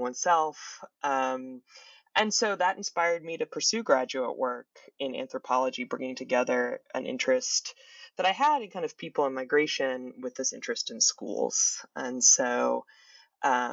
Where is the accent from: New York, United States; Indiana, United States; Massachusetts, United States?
Massachusetts, United States; Boston; was born and grew up in the Boston area.